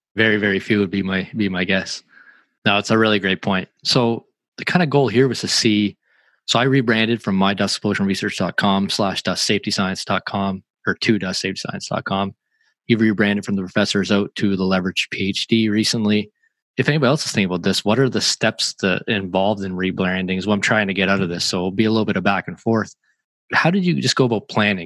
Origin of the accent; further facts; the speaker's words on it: Canada; I'm a Canadian